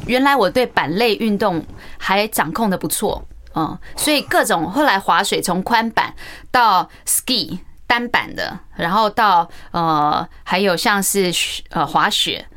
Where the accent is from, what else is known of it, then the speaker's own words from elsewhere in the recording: Taiwan; 我因为走过台湾传统教育体制的压抑期